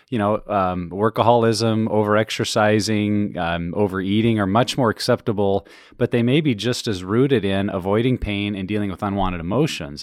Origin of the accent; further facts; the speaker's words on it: Montana, United States; I'm from Montana